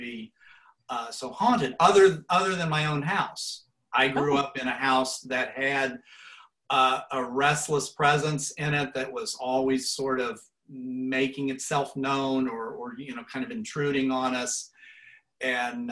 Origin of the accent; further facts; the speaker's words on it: Portsmouth, Ohio, United States; I grew up in Portsmouth, Ohio, which is about 2 hours upriver from Cincinnati